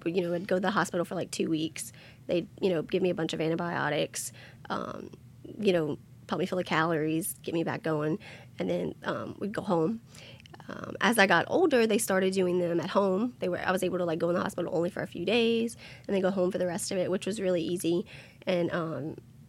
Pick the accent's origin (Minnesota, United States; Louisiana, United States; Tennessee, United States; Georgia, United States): Louisiana, United States; Thibodaux; also born or lived in Schriever, Louisiana; I was born in Thibodaux.